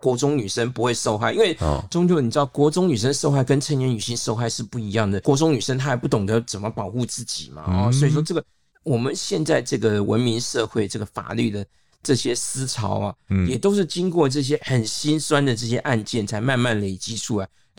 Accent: Taipei, Taiwan; 虽然我是台北来的外省人

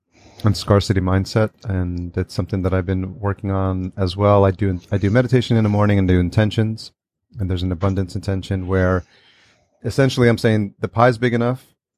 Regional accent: New York, United States; and I grew up in New York as well, Long Island is really blue collar community, right?

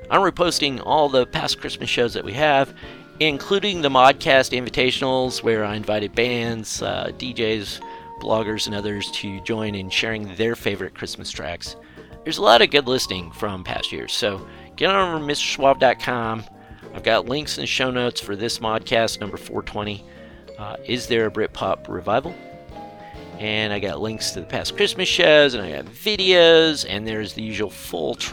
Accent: Seattle, Washington, United States; I'm from Seattle.

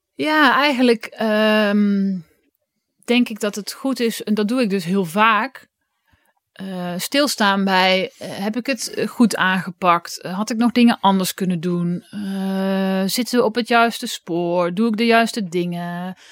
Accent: Oss, North Brabant, Netherlands; in Os, waar ik vandaan kwam.

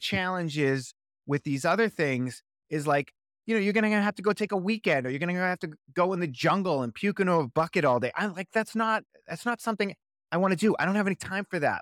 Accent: Boston, Massachusetts, United States; now in Los Angeles, United States; I'm originally from Boston, Massachusetts

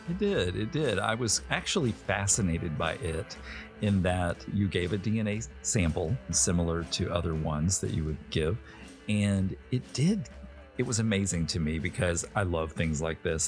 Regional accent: Little Rock, Arkansas, United States; I was born in Little Rock

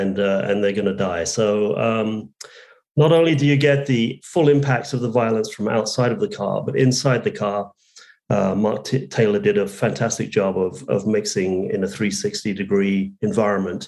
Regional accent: England, United Kingdom; moved away; I was born in England

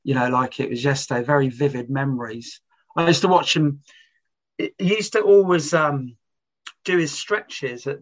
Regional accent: Reading, South East England, United Kingdom; I was brought up on Wantage Road, which was in the shadows of the floodlight of Elm Park

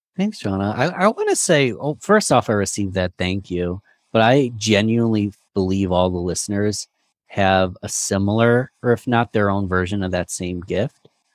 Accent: Rochester, New York, United States; I'm from Rochester, New York

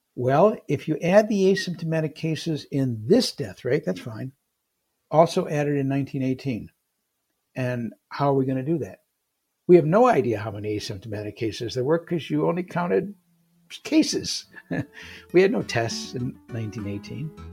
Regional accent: Detroit, Michigan, United States; moved away as an adult; also born or lived in San Francisco; I was from Michigan, in Detroit

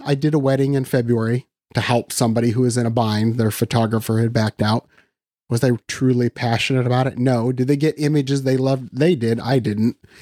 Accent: Western Iowa, United States; I'm from Iowa, so I've always lived in Iowa. So I grew up in Western Iowa

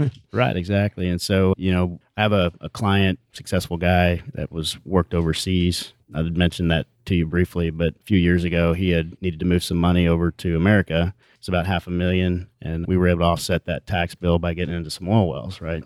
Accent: Houston, Texas, United States; we grew up in Houston, went to Memorial High School

